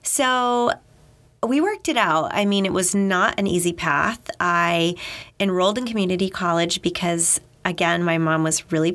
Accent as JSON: {"language": "English", "region": "Maine", "country": "United States", "also_born_or_lived": "New Hampshire", "moved": "as an adult", "said": "I'm from Maine, so on the ocean"}